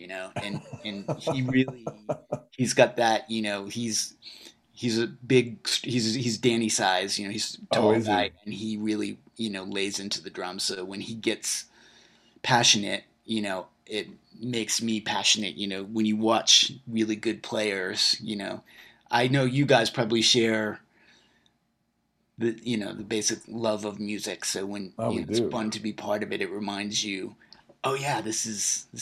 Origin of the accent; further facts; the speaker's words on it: New England, United States; I grew up in New England, and I was going to college in Vermont